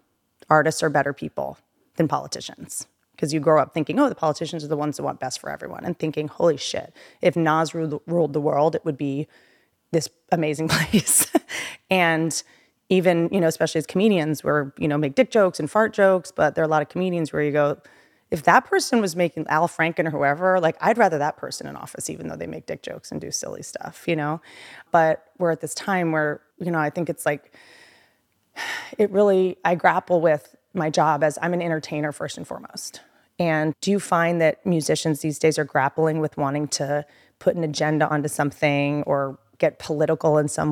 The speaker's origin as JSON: {"language": "English", "region": "Appalachia", "country": "United States", "also_born_or_lived": "Washington D.C. / Virginia", "said": "I also come from nothing, you know. I come from Appalachia."}